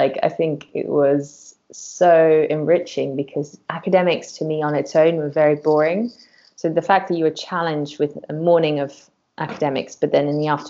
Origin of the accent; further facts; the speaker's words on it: Curaçao; So I'm actually from a Dutch island in the Caribbean called Curaçao, which is really far away. My mum's from there too. I was born there, and my family from my mum's side has been there for about 300 years.